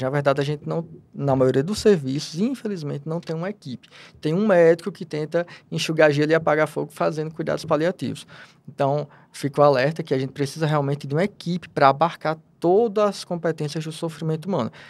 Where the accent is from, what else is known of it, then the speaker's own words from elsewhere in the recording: Natal, Rio Grande do Norte, Brazil; nasci em Natal, lá da Terra do Sol, lá do Rio Grande do Norte